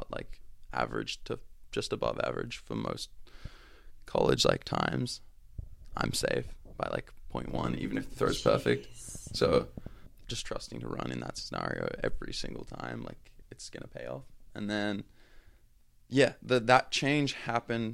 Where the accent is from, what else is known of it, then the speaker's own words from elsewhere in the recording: Australia; accent: Australian; moved away; my Australian accent